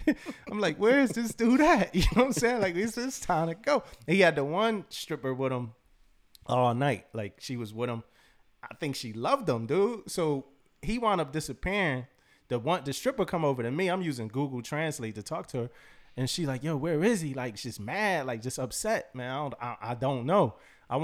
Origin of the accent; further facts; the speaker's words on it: Philadelphia, Pennsylvania, United States; So me and my boy, we were like just he from Cali, like L.A. I'm from Philly.